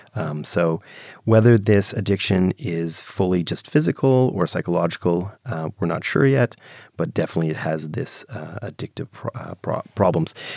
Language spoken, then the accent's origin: English; Canada; I'm Canadian